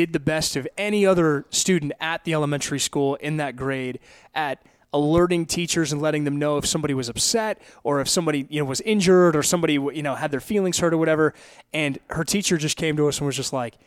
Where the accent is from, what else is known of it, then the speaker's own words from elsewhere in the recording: Huntington Beach, California, United States; moved away as an adult; now in Dallas-Fort Worth, United States; I grew up in Southern California